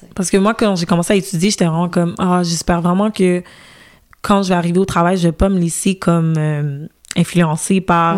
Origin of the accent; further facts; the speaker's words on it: Montreal, Quebec, Canada; je suis née au Canada, grandi à Montréal, mhm. grandi au Québec.